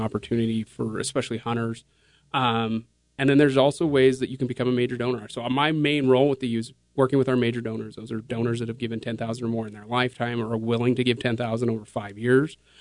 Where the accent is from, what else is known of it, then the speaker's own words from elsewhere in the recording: Kaysville, Utah, United States; growing up here, I grew up in Kaysville